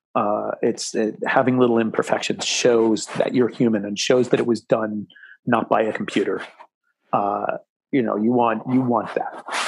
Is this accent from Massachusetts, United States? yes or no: yes; Massachusetts, United States; moved away; also born or lived in Connecticut / New York; I grew up in Massachusetts